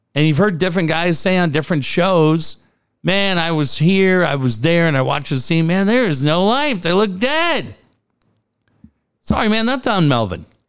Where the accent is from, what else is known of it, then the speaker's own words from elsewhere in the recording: Minneapolis, Minnesota, United States; moved away; I grew up in Minneapolis